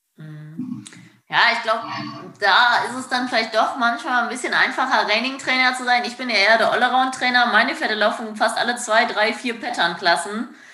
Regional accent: Germany; bei uns in Deutschland, Europa

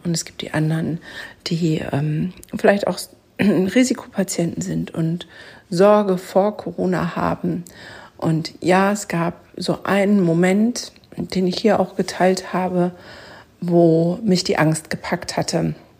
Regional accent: Germany; bei uns in Deutschland

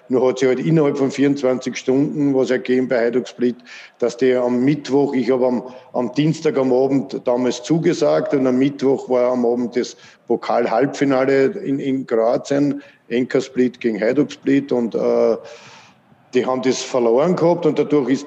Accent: Vienna, Austria; dass FAC mein Heimatverein ist, wo ich aufgewachsen bin, von klein auf bis in die erste Mannschaft und aus Floridsdorf komme

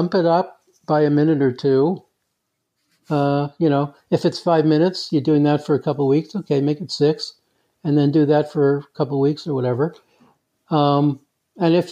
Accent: New York City, New York, United States; moved away as an adult; also born or lived in California; now in Canada; I'm actually from the States. Actually, it started out in New York City

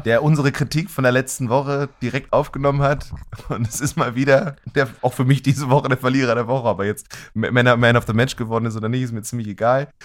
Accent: Germany; als Deutsche

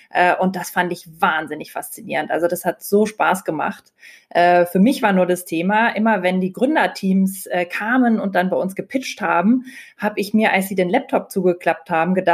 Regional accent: Lake Constance, Germany; ich habe letztes Jahr genutzt, um längere Zeit am Bodensee zu sein, wo ich herkomme und habe von da gearbeitet.

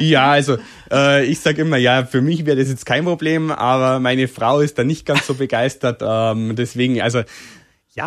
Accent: Berchtesgaden, Bavaria, Germany; accent: Bavarian; also born or lived in Sonneberg, Thuringia; ich bin eigentlich quasi hier aufgewachsen, ähm, ja, in Bayern aufgewachsen

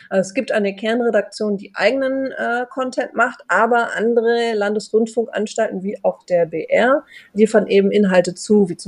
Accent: Hamburg, Germany; ich komme aus Hamburg, ich bin da aber schon echt assimiliert

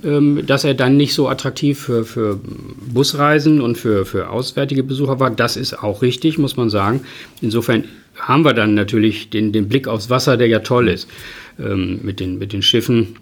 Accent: Emden, Lower Saxony, Germany; Ich wohne weiterhin hier und das ist meine Heimatstadt

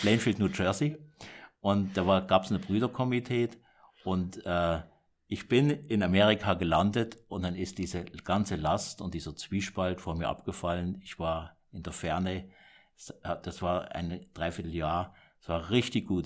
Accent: Kandern, Baden-Württemberg, Germany; ich bin im Süddeutschland geboren, im Dreiländereck Deutschland, Frankreich, äh, Schweiz, mhm. in Kandern und da bin ich aufgewachsen.

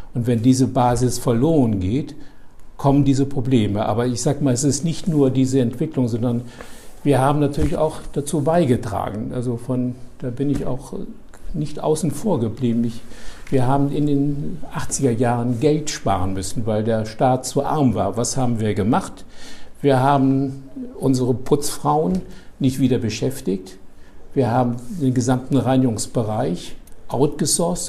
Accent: Daun, Rhineland-Palatinate, Germany; moved away as an adult; also born or lived in Höhr-Grenzhausen, Westerwald / Marburg; now in Bremen, Germany; Also geboren im Westerwald, Höckrenzhausen, dem Zentrum der keramischen Industrie. Äh, und dann sind meine Eltern nach Daun gezogen

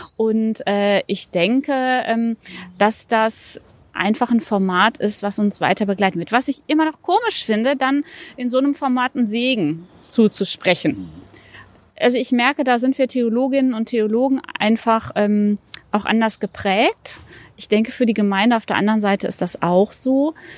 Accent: Recklinghausen, North Rhine-Westphalia, Germany; moved away; also born or lived in Ruhr area; geboren tatsächlich in Recklinghausen, aber ich lerne meine Stadt erst noch kennen, weil ich lange Jahre hier gar nicht

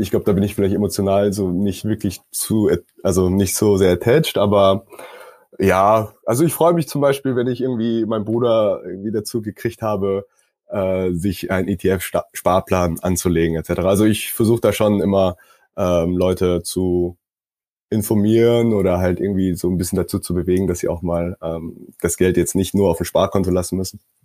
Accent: South Korea; also born or lived in Stockholm, Sweden; now in Berlin, Germany; ursprünglich komme ich aus Südkorea, äh, bin jetzt aber doch seit einigen Jahren in Deutschland

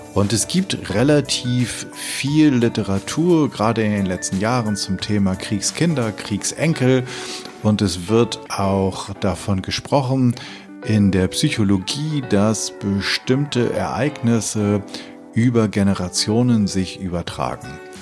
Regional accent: Hameln, Lower Saxony, Germany; ich komme gebürtig aus Hameln äh, im Weserbergland

